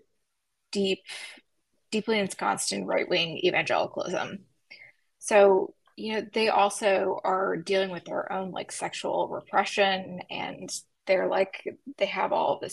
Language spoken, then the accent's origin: English; West Tennessee, United States; moved away; I am real Southern. I'm from West Tennessee. And I went home to visit my folks.